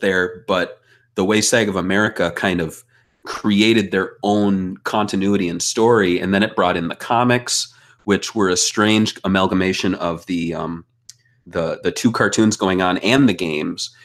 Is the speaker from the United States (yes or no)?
yes; Midwest, United States; growing up, uh, you know, I, I'm an American. I was in the Midwest